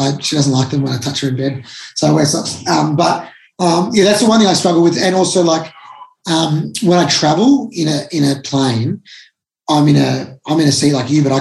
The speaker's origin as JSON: {"language": "English", "town": "Melbourne", "region": "Victoria", "country": "Australia", "said": "I'm from Melbourne"}